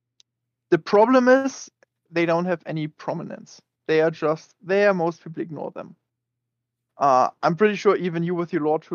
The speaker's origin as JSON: {"language": "English", "region": "Bavaria", "country": "Germany"}